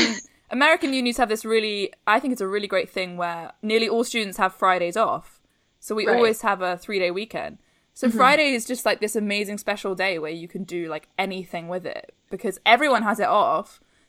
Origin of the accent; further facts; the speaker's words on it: London, United Kingdom; also born or lived in San Francisco; I'm from London and I've lived in London my whole life that I am used to public transport.